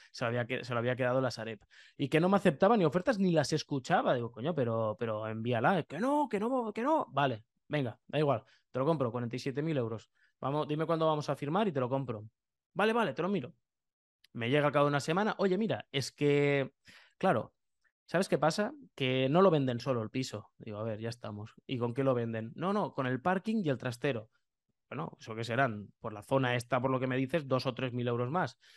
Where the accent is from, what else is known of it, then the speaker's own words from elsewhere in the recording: Lleida, Catalonia, Spain; yo soy de Lleida